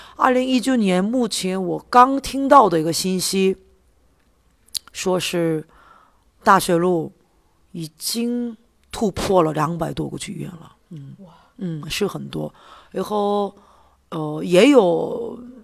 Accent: South Korea; Chinese is a second language; 我是来自韩国的导演

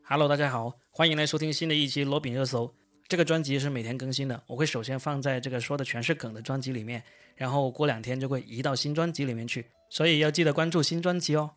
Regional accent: China; 我们中国人不喜欢吃罐头

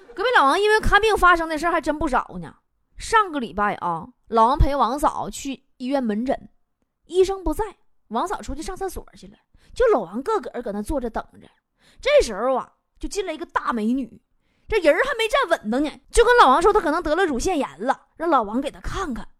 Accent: Liaoning, China; now in Guangdong, China; 我是辽宁人 生活在广东

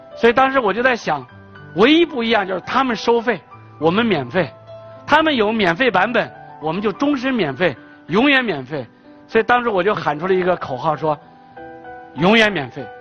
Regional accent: China; 我们国家新一代年轻人

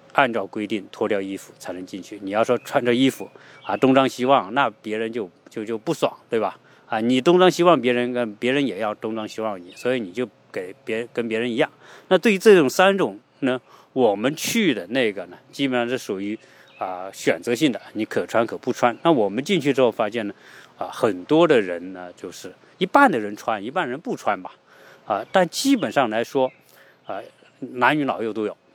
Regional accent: China; now in United States; 毕竟我们也是中国人

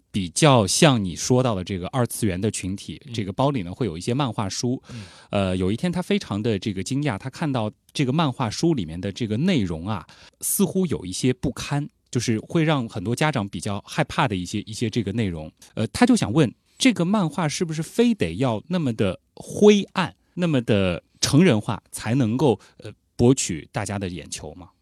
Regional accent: China; 我们中国人

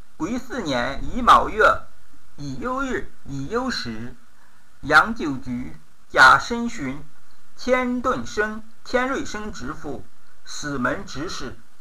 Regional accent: northern China, China; 我是纯正的北方人

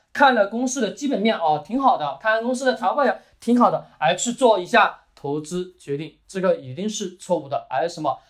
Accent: China; 我们中国人的骨子里面也有一个思想

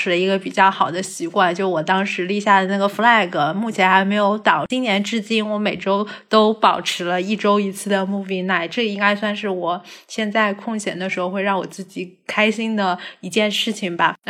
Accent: Hangzhou, Zhejiang, China; moved away as an adult; now in Beijing, China; 我是出生在杭州的。

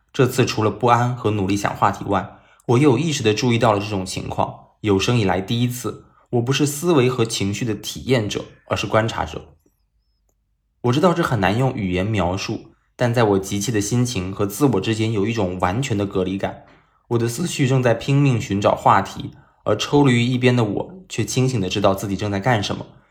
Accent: China; 他们所建的房子跟我们中国人所理解的建房子是不一样的

